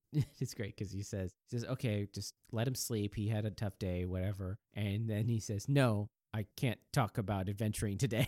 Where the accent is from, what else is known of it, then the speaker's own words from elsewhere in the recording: the Northwest, Pacific Northwest, United States; also born or lived in Japan; not only am I American, I'm from, I'm from the Northwest